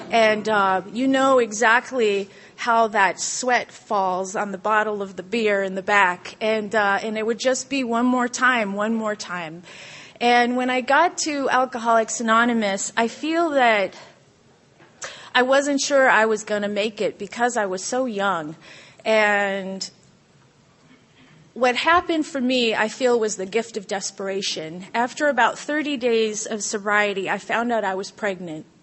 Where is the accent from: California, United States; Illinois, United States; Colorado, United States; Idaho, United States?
California, United States; also born or lived in Guam; you know, I grew up in Southern California. My dad is uh, from the Coast Guard. He's a corpsman. We grew up in a Coast Guard family, and my mom's Canadian, which makes for an interesting story.